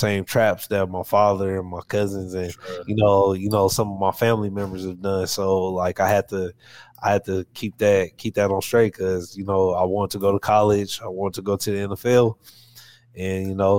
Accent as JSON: {"language": "English", "town": "Portland", "region": "Oregon", "country": "United States", "tie": "born or raised there", "said": "I'm from Northeast Portland"}